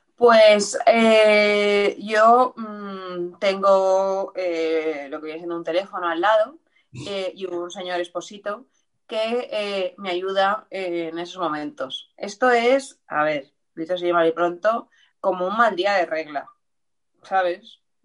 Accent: Valencia, Valencian Community, Spain; de aquí también de, Valencia, del barrio del Carmen

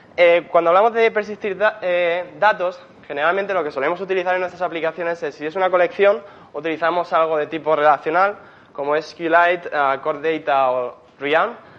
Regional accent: Murcia, Region of Murcia, Spain; moved away as an adult; now in Berlin, Germany; soy de Murcia

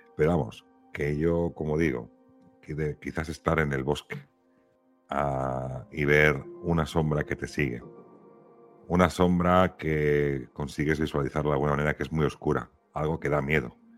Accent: Catalonia, Spain; now in Valladolid, Spain; viviendo ahora en Valladolid y siendo catalán

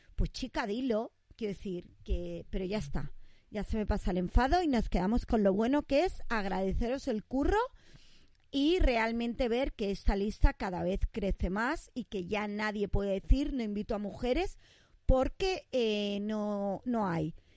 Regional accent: Catalonia, Spain; somos catalanas.

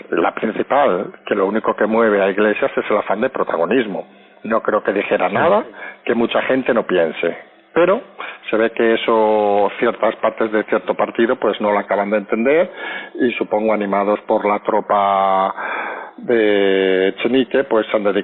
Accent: Spain; que los pasajeros, que somos todos los españoles, creamos, aunque sea falso, que alguien está a los mandos.

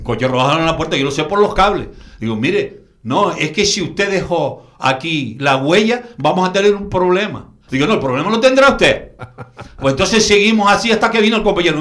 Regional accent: Canary Islands, Spain; yo como canario

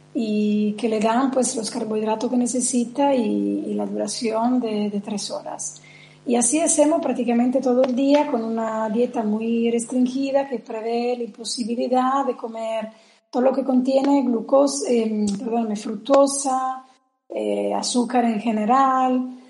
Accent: Veneto, Italy; Spanish is a second language; also born or lived in Spain; now in Rome, Italy; Yo soy la parte italiana

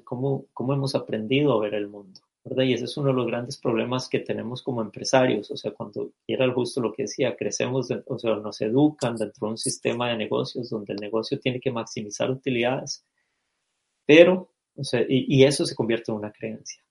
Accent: Costa Rica; nací y crecí en Costa Rica

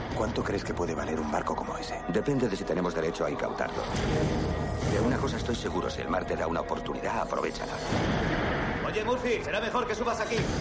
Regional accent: Málaga, Andalusia, Spain; me he criado en la playa de la Misericordia. O sea, soy boquerón, soy malagueño

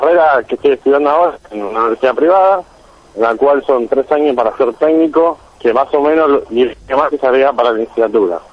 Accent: Buenos Aires, Argentina; de Villa Rachuelo

